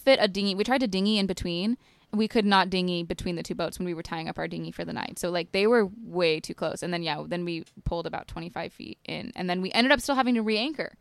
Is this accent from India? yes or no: no; Utah, United States; moved away; I'm from Utah